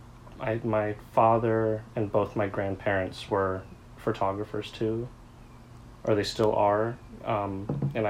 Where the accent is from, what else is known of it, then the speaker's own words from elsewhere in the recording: St. Simons Island, Georgia, United States; moved away as an adult; also born or lived in Chiang Mai, Thailand / Alabama; now in Savannah, United States; I lived in Alabama and Georgia for the rest of my life, growing up mainly in St. Simons